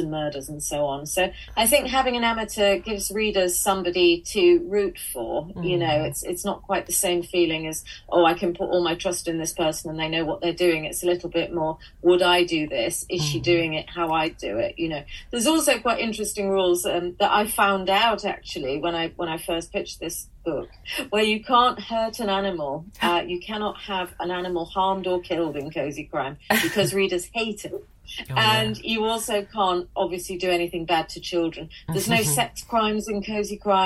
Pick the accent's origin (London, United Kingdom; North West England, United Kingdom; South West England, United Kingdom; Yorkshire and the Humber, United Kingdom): North West England, United Kingdom; Manchester; moved away as an adult; also born or lived in Sale; now in Scotland, United Kingdom; I was born in Withington Hospital in the maternity unit there, which is now closed down. And I grew up in South Manchester